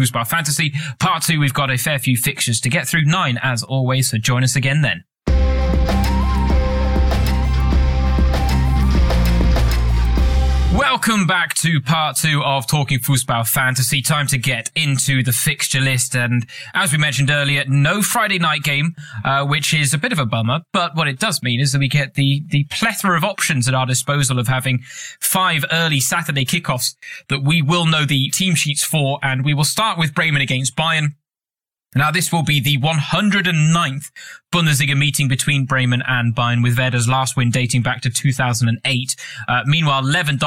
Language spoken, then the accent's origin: English; England, United Kingdom; as an Englishman